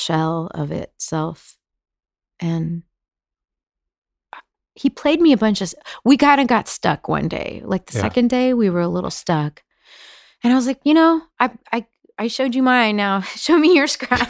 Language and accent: English; Dallas, Texas, United States; moved away as an adult; now in New York, United States; We moved to Dallas when I was 4 because she was from Oklahoma and her dad was sick